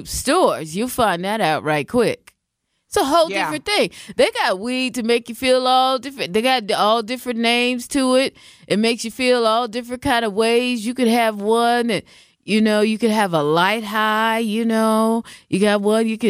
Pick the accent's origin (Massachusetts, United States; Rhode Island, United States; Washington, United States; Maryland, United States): Washington, United States; moved away; I am from Washington State